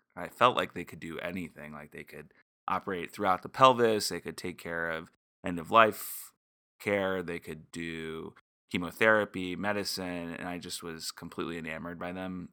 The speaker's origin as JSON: {"language": "English", "region": "California", "country": "United States", "moved": "yes", "said": "I'm a Californian, and so, um, you know, that definitely drove my decision to be close to family."}